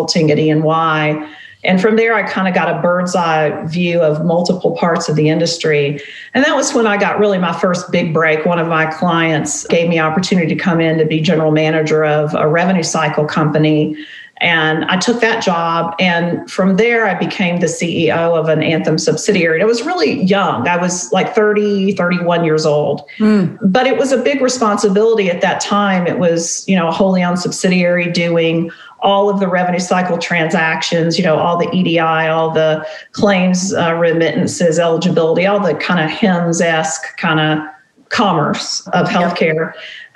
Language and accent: English; Tennessee and North Carolina, Southeast, United States; now in Nashville, United States; I grew up in the Southeast. I grew up in Tennessee and North Carolina, and my dad was a preacher